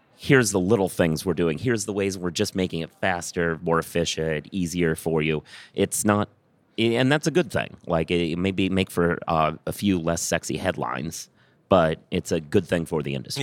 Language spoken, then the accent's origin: English; Minneapolis, Minnesota, United States; also born or lived in Iowa; now in New York, United States; I was born in Minneapolis